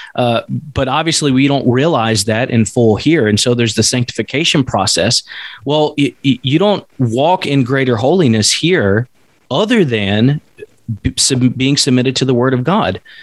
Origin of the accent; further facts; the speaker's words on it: East Coast, the South, United States; moved away as an adult; now in Alaska, United States; coming from the South, in the East Coast. Now we're in Alaska, but growing up in the Bible Belt